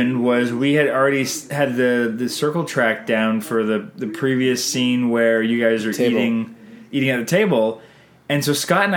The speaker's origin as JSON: {"language": "English", "country": "Canada", "said": "we're Canadian filmmakers"}